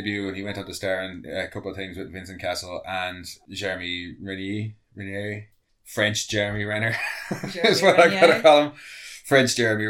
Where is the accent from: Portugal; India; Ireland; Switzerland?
Ireland; No, we are pasty Irish folk.